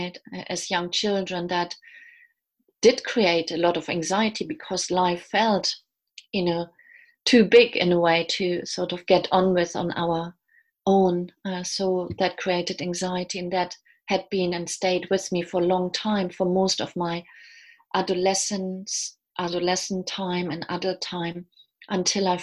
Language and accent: English; Germany; moved away as an adult; now in London, United Kingdom; I'm originally from Germany. I've lived in London for the last 20 years